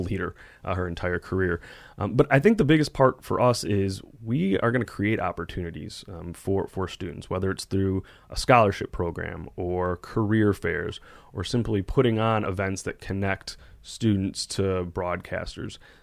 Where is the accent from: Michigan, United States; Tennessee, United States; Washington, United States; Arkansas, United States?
Michigan, United States; Detroit; I grew up in Metro Detroit